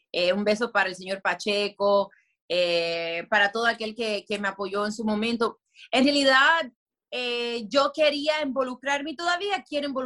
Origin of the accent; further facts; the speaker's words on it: Dominican Republic; nos vemos diferentes venimos de diferentes partes, tenemos diferentes visiones, pero todos somos dominicanos, todos somos latinos y eso es lo chévere.